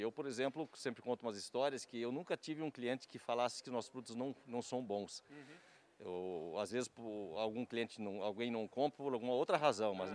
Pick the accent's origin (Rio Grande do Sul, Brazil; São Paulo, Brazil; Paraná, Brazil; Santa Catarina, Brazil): Santa Catarina, Brazil; moved away as an adult; also born or lived in Curitiba / Ponta Grossa; now in Cascavel, Brazil; Eu sou de Santa Catarina, interior de Santa Catarina, sou filho de produtores rurais